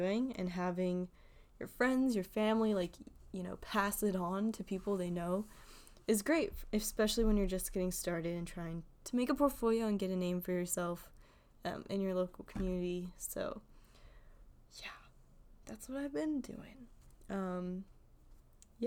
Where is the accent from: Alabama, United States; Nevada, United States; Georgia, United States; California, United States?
Georgia, United States; Atlanta; also born or lived in Chicago; being from Atlanta